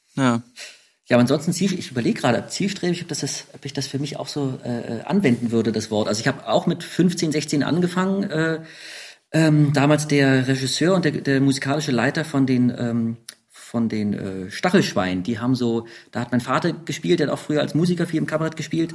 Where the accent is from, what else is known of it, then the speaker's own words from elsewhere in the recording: Berlin, Germany; als Urberliner